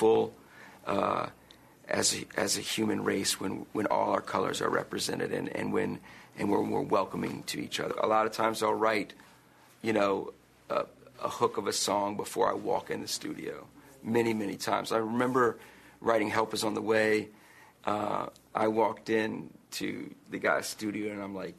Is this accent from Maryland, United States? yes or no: no; Fairfax, Virginia, United States; my hometown that I grew up in, came to shows here